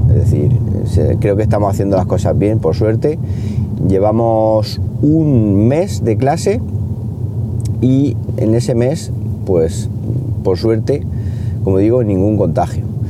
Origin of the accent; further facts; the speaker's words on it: Siles, Andalusia, Spain; en mi pueblo, en Siles